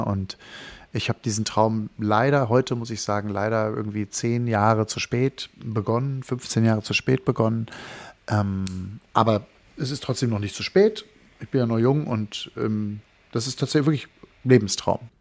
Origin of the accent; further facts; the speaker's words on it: North Rhine-Westphalia, Germany; moved away; also born or lived in Berlin / Wangerooge; in meine Heimat fliegen, also nach Nordrhein-Westfalen